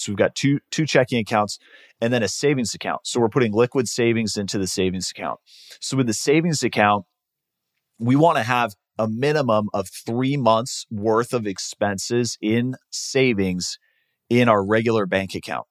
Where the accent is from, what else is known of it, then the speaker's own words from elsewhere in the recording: Seattle, Washington, United States; moved away as an adult; now in Arizona, United States; I grew up in Seattle